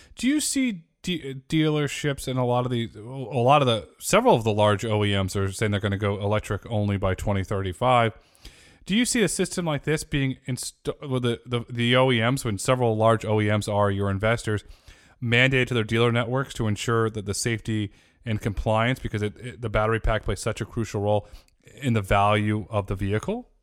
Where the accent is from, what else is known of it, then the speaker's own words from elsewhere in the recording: Northeast, United States; I grew up in the Northeast